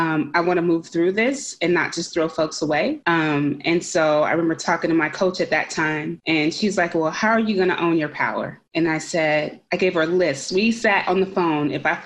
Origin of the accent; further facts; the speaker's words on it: Concord, California, United States; And I grew up in Concord, California. And I remember that this was the last place that I experienced some peace and happiness.